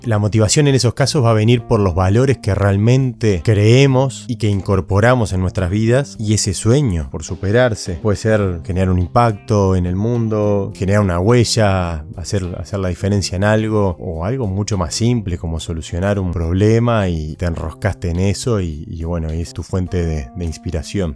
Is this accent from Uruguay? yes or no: yes; Uruguay; soy uruguayo